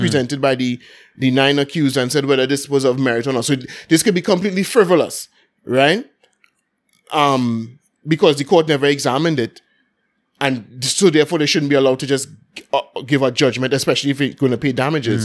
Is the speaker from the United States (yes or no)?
no; Port of Spain, Trinidad & Tobago; growing up in Belmont, everything going on for Carnival